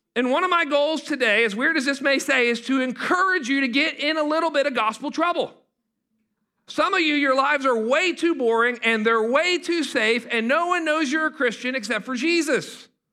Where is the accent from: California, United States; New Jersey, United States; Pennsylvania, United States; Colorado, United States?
Pennsylvania, United States; Pittsburgh; moved away; I'm from Pittsburgh, Pennsylvania